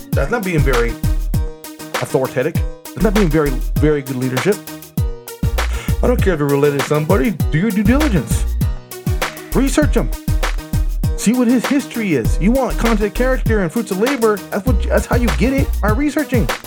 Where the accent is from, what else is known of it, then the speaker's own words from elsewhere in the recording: California, United States; moved away as an adult; now in Las Vegas, United States; I was from California